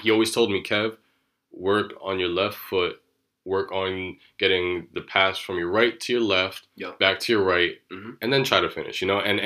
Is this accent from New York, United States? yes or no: yes; New York City, New York, United States; being born and raised in New York